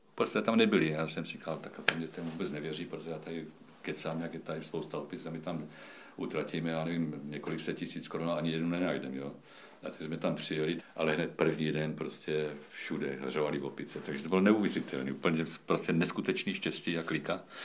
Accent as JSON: {"language": "Czech", "region": "South Moravian Region", "country": "Czechia", "said": "Jsem z Jižní Moravy."}